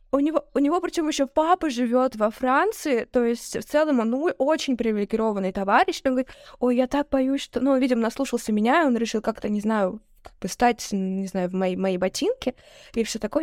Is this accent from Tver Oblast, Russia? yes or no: no; Saint Petersburg, Russia; давайте говорить как петербуржцы